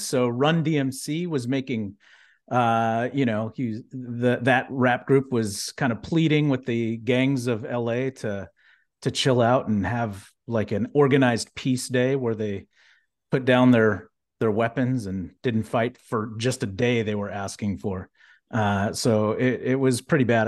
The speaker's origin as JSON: {"language": "English", "town": "Houston", "region": "Texas", "country": "United States", "tie": "born or raised there", "said": "growing up in Houston, having family that worked at NASA"}